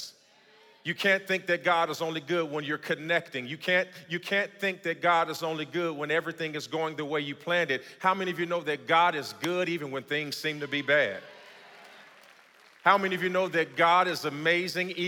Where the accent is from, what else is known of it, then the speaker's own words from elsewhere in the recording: Gary, Indiana, United States; moved away; I grew up in Gary, Indiana